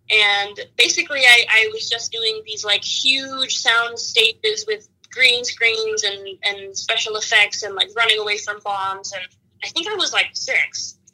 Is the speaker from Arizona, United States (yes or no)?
no; Austin, Texas, United States; also born or lived in Mexico City, Mexico / Cedar Park, Texas; I was born in Mexico City, and when I was 10, my family chose Austin to immigrate to the United States, and I grew up just north of Austin in Cedar Park